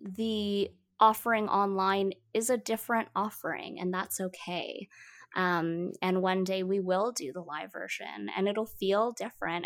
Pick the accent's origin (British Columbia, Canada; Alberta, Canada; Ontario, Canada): Ontario, Canada; Toronto; first language Mandarin; English is a second language; moved away as an adult; now in Vancouver, Canada; I was raised in Toronto